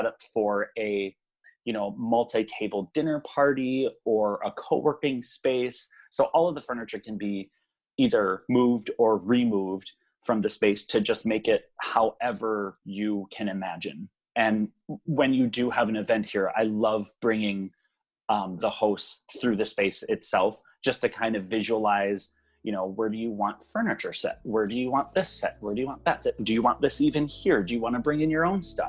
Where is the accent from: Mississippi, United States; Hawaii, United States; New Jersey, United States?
Hawaii, United States; moved away as an adult; now in Minnesota, United States; I was pretty much born and raised there and moved back to the mainland when I was 21